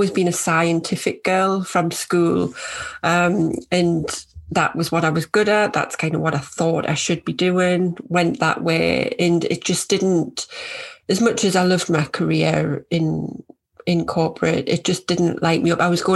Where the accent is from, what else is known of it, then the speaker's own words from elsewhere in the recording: North East England, United Kingdom; moved away as an adult; now in Yorkshire, United Kingdom; I live in Yorkshire, although from my accent, you might be able to tell I'm from northeast of England.